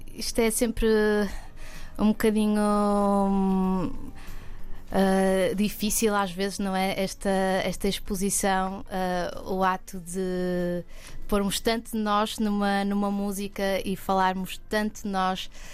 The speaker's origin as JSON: {"language": "Portuguese", "town": "Porto", "region": "Norte", "country": "Portugal", "tie": "born or raised there", "moved": "as an adult", "lives_now": "Lisbon, Portugal", "said": "nasci no Porto"}